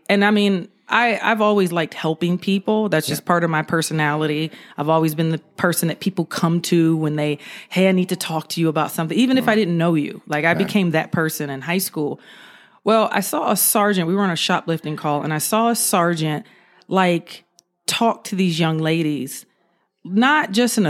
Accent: California, United States; also born or lived in Georgia; So basically, I was living in Georgia. That's where I'm originally from California, but I spent a lot of time in Georgia. So that's where I did my high school, college, and first police department years.

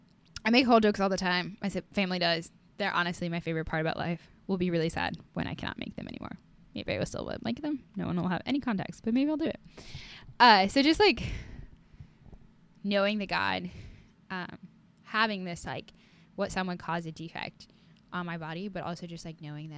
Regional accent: Iowa, United States; I am from Iowa

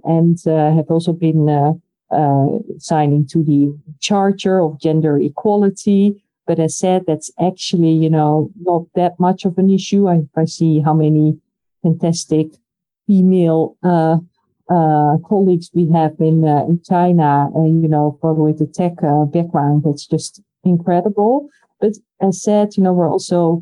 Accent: Netherlands; I come from the Netherlands

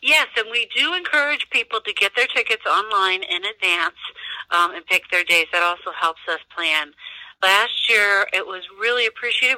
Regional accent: Midwest, United States; also born or lived in Denver, Colorado; now in Pueblo, United States; I'm originally from the Midwest, if you were going to ask, and I'm from a, a, a town that's similar in demographics to Pueblo

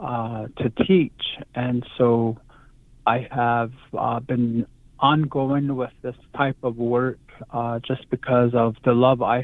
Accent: Black Rock, Arizona, United States; now in Joseph City, United States; I am from the original place called Black Rock, Arizona

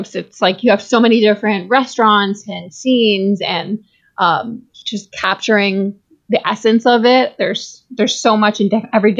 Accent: New York, United States; I'm from New York, and I did not grow up in New York City, but I lived in New York City for 7 years, and we're right outside the city now

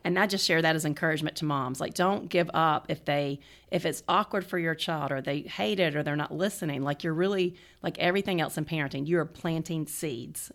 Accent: the South, United States; I was raised in the South

